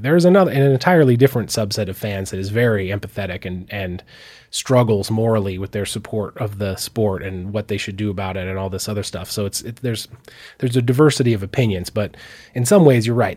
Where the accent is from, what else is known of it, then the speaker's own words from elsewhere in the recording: Missoula, Montana, United States; I grew up here in Missoula